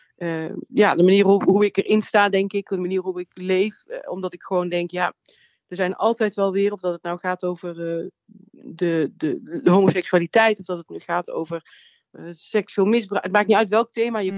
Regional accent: Nuland, North Brabant, Netherlands; Ik kom uit het Nuland, uit een klein dorp.

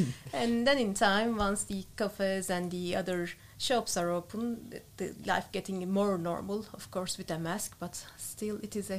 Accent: Turkey; English is a second language; moved away as an adult; now in Netherlands; I'm coming from Turkey.

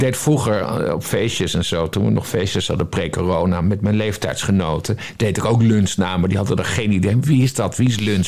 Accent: Friesland, Netherlands; Ik ben geboren en getogen in Friesland

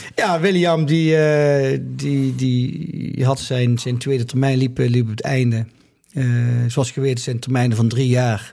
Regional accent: Limburg, Netherlands; moved away as an adult; also born or lived in Grave, North Brabant; now in Mill, Netherlands; in mijn geboortedorp Waalwijk, in Apeldoorn, Limburg, waar we vandaan komen, daar vierden wij altijd flink carnaval

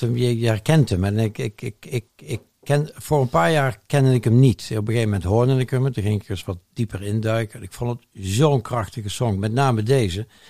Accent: Eindhoven, North Brabant, Netherlands; moved away as an adult; We zijn weer terug, met mijn vrouw en ik zijn weer terug in eh, mijn geboortestad Eindhoven. Ja. In het mooie Brabant

